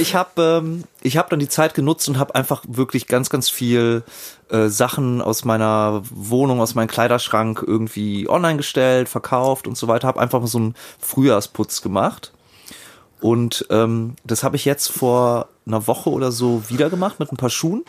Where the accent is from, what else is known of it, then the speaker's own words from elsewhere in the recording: Germany; als Europäer und au-, auch als Deutscher